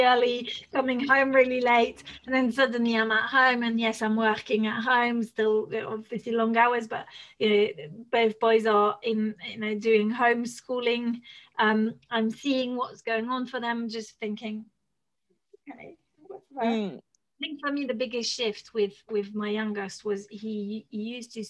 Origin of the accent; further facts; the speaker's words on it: France; first language French; English is a second language; moved away; I'm French